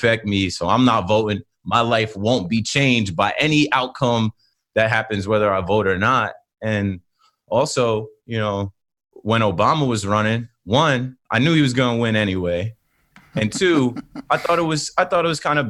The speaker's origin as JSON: {"language": "English", "town": "Ocean Township", "region": "New Jersey", "country": "United States", "said": "I am 32, originally from Ocean Township, New Jersey, Monmouth County."}